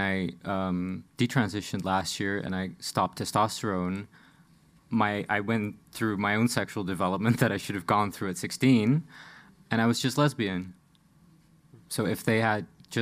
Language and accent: English; Netherlands; I'm from the Netherlands, but I grew up in a small city on the outskirts of the Dutch Bible Belt.